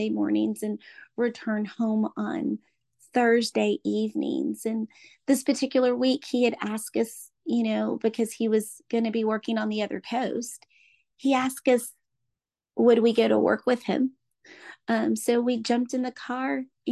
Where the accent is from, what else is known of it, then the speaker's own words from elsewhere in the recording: Orlando, Florida, United States; I'm from Orlando, Florida